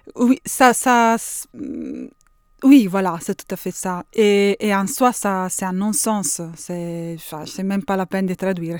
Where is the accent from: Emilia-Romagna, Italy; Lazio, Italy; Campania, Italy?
Emilia-Romagna, Italy; Bologna; French is a second language; je viens de Bologne